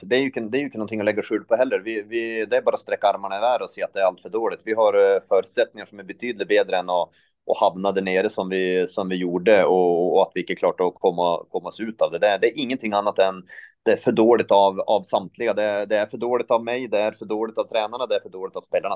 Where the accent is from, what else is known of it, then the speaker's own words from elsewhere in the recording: northern Sweden, Sweden; now in Norway; jag kom från norra Sverige så jag är vant, vant med lite där.